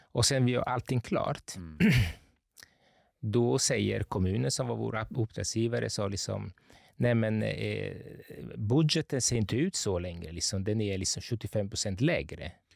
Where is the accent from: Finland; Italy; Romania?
Italy; Capri, Campania; moved away as an adult; also born or lived in Gothenburg, Sweden; now in Stockholm, Sweden; jag är uppvuxen på Capri som är en ö söder om Neapel